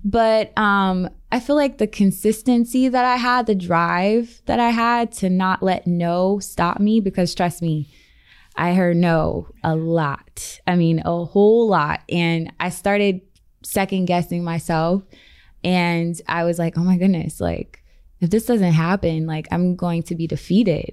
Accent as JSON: {"language": "English", "town": "Columbus", "region": "Ohio", "country": "United States", "also_born_or_lived": "Los Angeles", "moved": "as an adult", "lives_now": "Las Vegas, United States", "said": "I'm from the Midwest. I'm from Columbus, Ohio"}